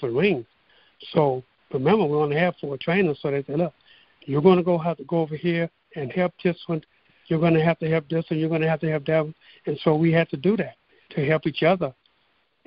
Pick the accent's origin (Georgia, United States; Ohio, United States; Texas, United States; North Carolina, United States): Texas, United States; Port Arthur; my hometown of Port Arthur, Texas